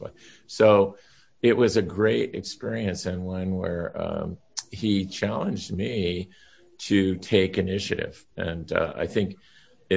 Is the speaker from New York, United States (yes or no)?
no; Orange County, California, United States; growing up in Orange County, it was here, you know, so I could ride my bike